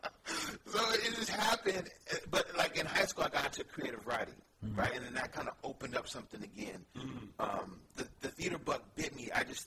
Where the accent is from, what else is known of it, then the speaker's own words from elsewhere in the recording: San Francisco, California, United States; Yeah, born and raised in San Francisco.